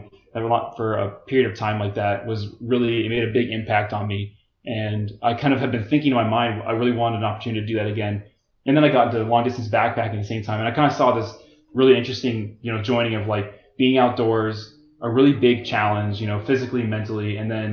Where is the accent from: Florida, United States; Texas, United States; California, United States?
Florida, United States; growing up in Florida